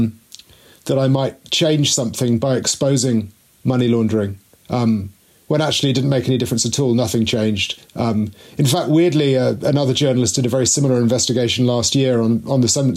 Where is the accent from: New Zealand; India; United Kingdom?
United Kingdom; Mid Wales; moved away as an adult; also born or lived in Russia; I'm a boy from Mid Wales, where not very much seems to happen